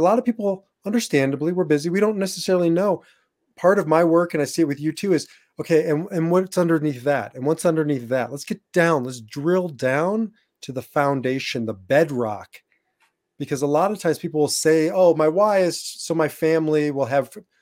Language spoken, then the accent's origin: English; Nebraska, United States; moved away; also born or lived in Iowa; I was born and raised in Nebraska